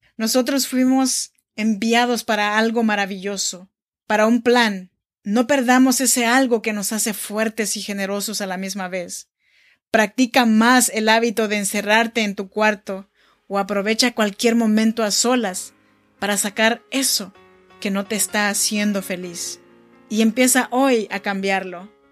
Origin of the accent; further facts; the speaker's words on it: Oaxaca, Mexico; moved away as an adult; now in Sacramento, United States; Yo soy nacida en Oaxaca, México, y vivo en Sacramento, California desde hace ya 14 años